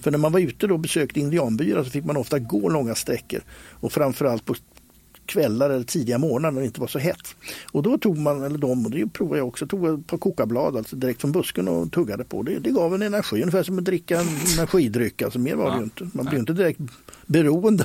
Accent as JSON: {"language": "Swedish", "town": "Stockholm", "region": "Stockholm County", "country": "Sweden", "tie": "born or raised there", "said": "När jag växte upp på Skansen"}